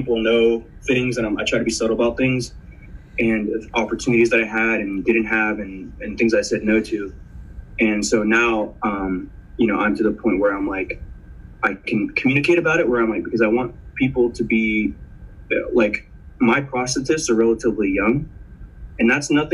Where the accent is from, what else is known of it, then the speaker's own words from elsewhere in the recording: the Rio Grande Valley, South Texas, United States; first language Spanish; English is a second language; also born or lived in Houston, Texas / San Antonio, Texas; I grew up between Valley and South Texas and Houston because my parents were divorced, but I was born in San Antonio